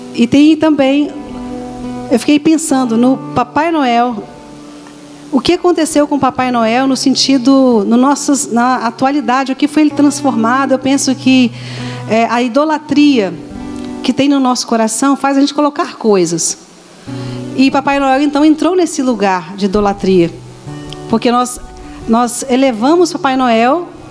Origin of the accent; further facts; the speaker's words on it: Vitória, Espírito Santo, Brazil; é Vitória, sou capixaba